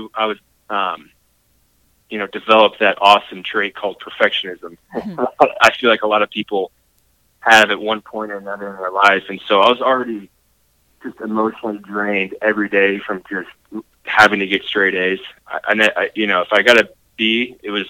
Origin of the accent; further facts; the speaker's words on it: Kansas City, United States; I was born and raised here in Kansas City